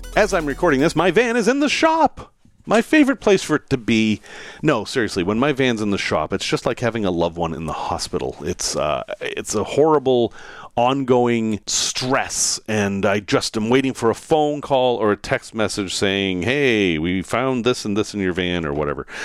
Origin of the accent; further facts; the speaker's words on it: United States; as an American